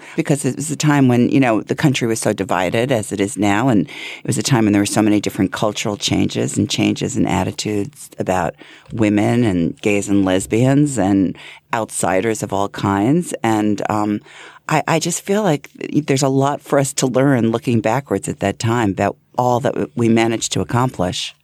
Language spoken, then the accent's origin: English; Hempstead, New York, United States; I grew up in, in Hempstead, um, Franklin Square